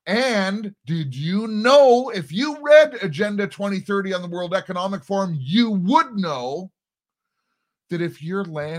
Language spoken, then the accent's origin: English; United States; now in Toronto, Canada; I'm an American living just outside of Toronto